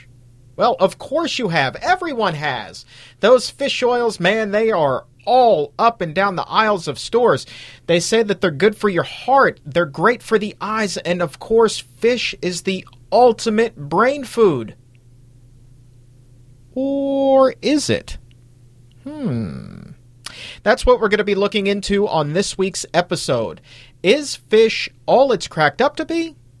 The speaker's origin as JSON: {"language": "English", "area": "Tidewater", "region": "Virginia", "country": "United States", "tie": "born or raised there", "said": "I grew up in Tidewater, Virginia, surrounded by water"}